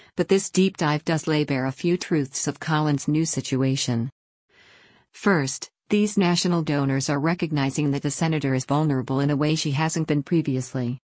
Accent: Maine, United States; growing up in Maine

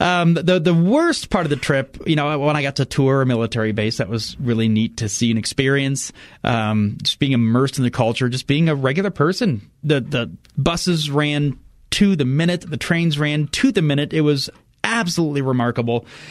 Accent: United States; as an American

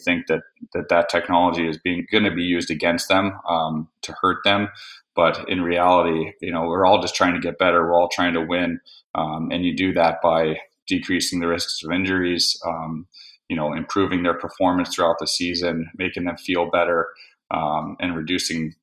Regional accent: Florida, United States; when I grew up in Florida

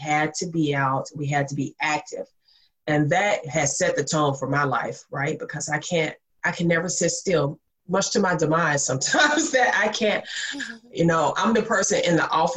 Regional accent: Mississippi, United States; I am from Mississippi, and I say that, one, cause to explain the accent

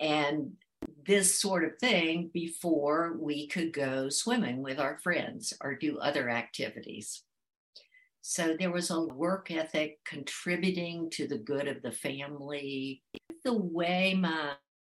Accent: Blacksburg, Virginia, United States; moved away as an adult; I was born and raised in Blacksburg, Virginia

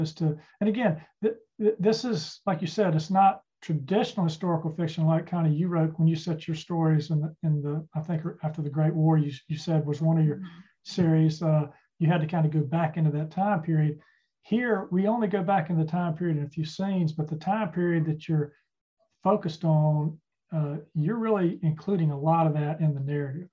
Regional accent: Charlotte, North Carolina, United States; I grew up in Charlotte

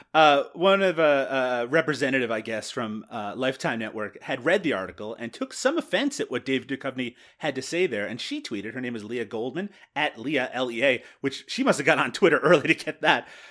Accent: Canada; accent: Canadian; my Canadian accent

